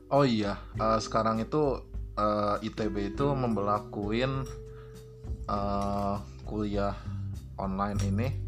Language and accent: Indonesian; Bandung, West Java, Indonesia; kalau di rumah ya aku kan orang Bandung ya sebenarnya tinggal pulang-pulang aja sih